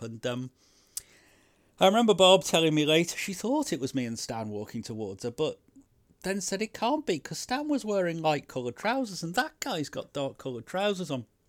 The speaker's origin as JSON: {"language": "English", "country": "United Kingdom", "lives_now": "London, United Kingdom", "said": "being British"}